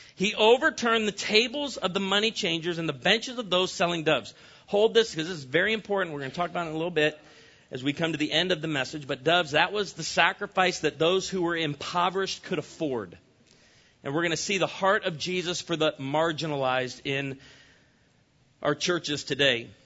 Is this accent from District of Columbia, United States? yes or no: no; Illinois, United States; moved away; I grew up in Illinois, the land of Lincoln.